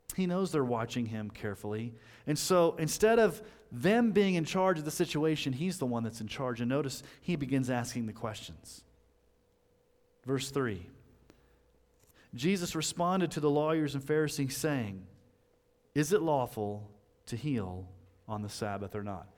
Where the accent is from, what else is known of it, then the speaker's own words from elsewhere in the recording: United States; us Americans